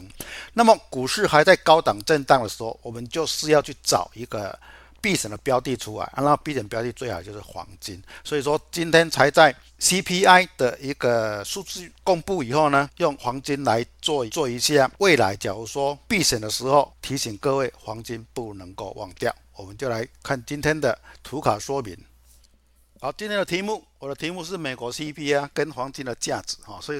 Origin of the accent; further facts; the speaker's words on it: Chiayi, Taiwan; 各位，我是金钱豹的新浪朋友，大家好，